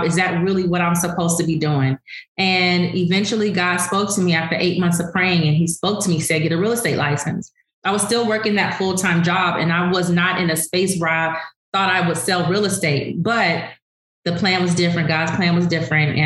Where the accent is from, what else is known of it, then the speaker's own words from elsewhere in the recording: Los Angeles, California, United States; Growing up in South Central LA, it was very impoverished area